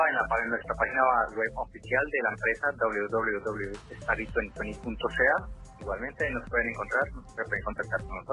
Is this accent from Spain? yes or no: no; Colombia; now in Vancouver, Canada; como entre nosotros, como colombianos, como latinos